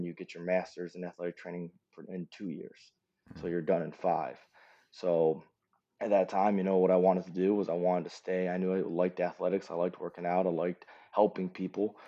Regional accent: Cleveland, Ohio, United States; moved away as an adult; I'm originally from Cleveland, Ohio

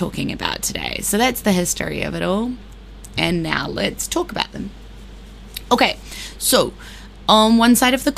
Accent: New Zealand; I am a New Zealander, but I'm learning Māori, like a lot of us are over here

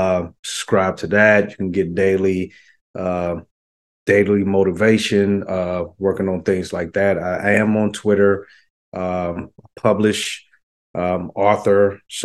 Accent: the South, United States; I was a fan, and I'm from the South, so

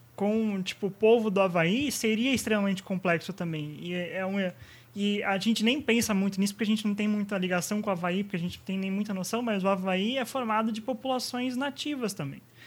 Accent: São Bernardo do Campo, São Paulo, Brazil; não sou de São Paulo, seu estúpido, eu sou de São Bernardo

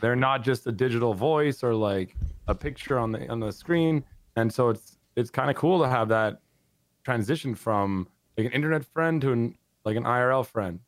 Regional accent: San Diego, California, United States; I like San Diego. 'Cause I was born there.

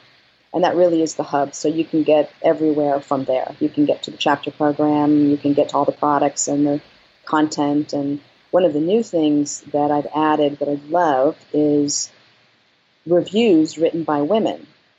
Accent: New York, United States; I mean, I came from New York. I came from an art background.

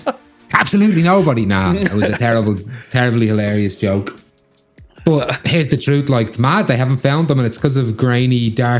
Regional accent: Ireland; now in Australia; I'm Irish.

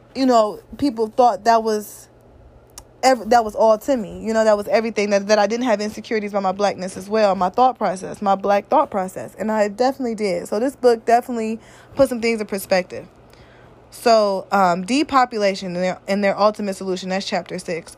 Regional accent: Midwest, United States; I'm from the Midwest

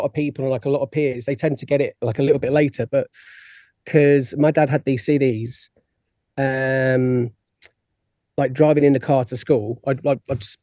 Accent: Isle of Wight, South East England, United Kingdom; I'm originally from the Isle of Wight

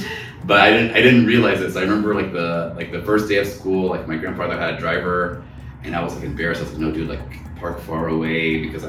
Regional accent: Boston, Massachusetts, United States; born there; also born or lived in Connecticut; So I was born in Boston.

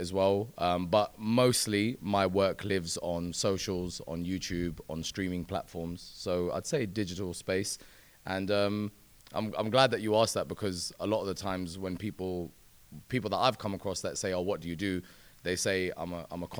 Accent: London, United Kingdom; I'm a presenter born and raised in West London

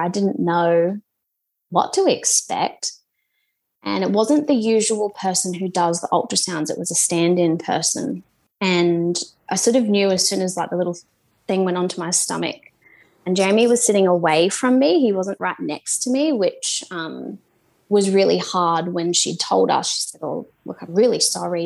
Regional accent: Esperance, Western Australia, Australia; moved away as an adult; now in New Zealand; My hometown's Esperance

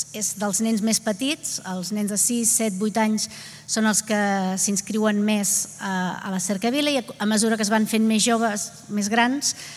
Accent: Vilanova i la Geltrú, Catalonia, Spain; jo que sóc de Vilanova

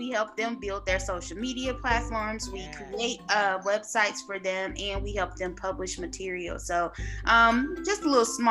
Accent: East St. Louis, Illinois, United States; now in Virginia, United States; I am a Midwest girl at heart, Southern Illinois

